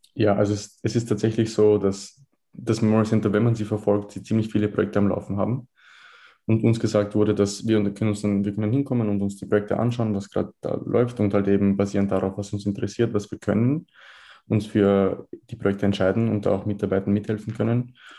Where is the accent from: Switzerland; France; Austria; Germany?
Austria; Vienna; in Wien geboren. Ich habe mein ganzes Leben in Wien verbracht, 19 Jahre alt.